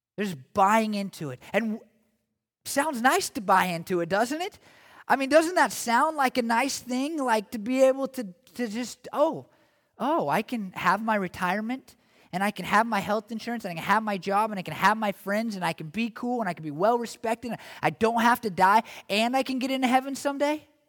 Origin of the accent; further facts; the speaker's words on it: United States; as American Christians